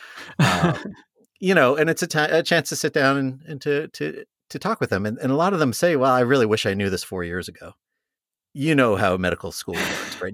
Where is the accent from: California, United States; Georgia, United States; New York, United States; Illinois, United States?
New York, United States; moved away as an adult; now in Columbus, United States; I'm a New Yorker originally